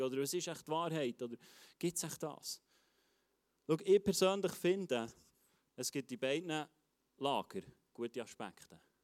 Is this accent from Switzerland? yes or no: yes; Switzerland; als Schweizer